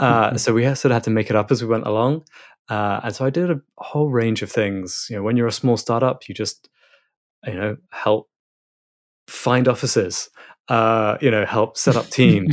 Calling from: Biarritz, Nouvelle-Aquitaine, France; So I'm currently in Biarritz in France, which may not be a place many people know, but I'm being a digital nomad for a bit. So I'm normally based in London, but currently on the west coast of France, just north of Spain.

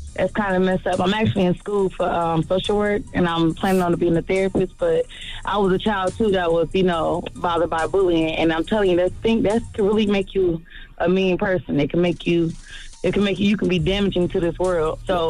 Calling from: Indianapolis, Indiana, United States; I'm calling from Indianapolis.

